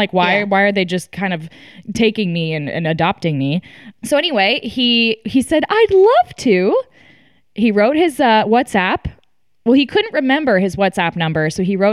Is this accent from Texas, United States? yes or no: yes; Texas, United States; we're from Texas